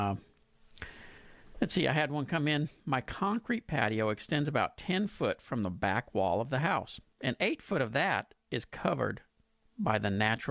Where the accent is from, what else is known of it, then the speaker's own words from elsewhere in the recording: Pasadena, United States; in Pasadena, my hometown